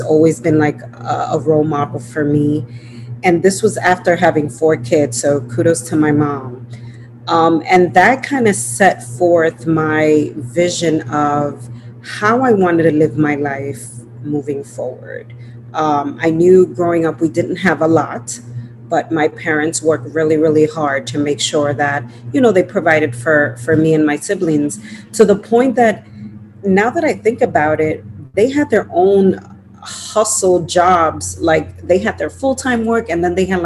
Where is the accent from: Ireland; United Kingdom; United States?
United States; New York City, New York; also born or lived in Dominican Republic; I'm a Dominican born. I came to the United States when I was 1 year old. And, you know, I grew up in Washington Heights in New York City